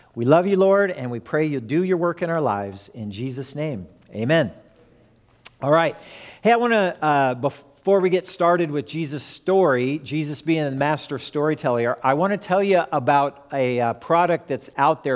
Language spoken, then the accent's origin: English; Fullerton, California, United States; born or raised there; also born or lived in Lawton, Oklahoma